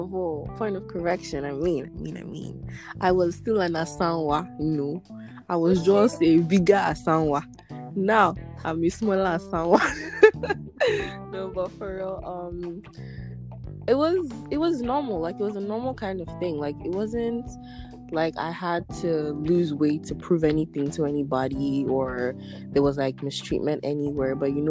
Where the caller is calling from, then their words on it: Ottawa, Ontario, Canada; I'm podcasting from Ottawa, Canada.